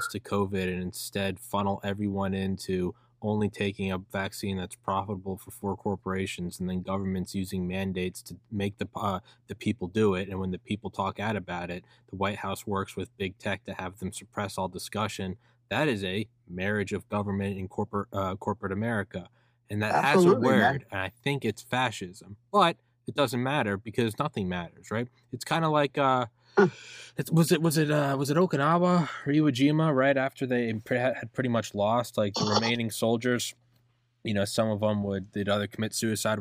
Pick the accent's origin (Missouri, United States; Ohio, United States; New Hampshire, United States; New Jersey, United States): New Hampshire, United States; I'm from New Hampshire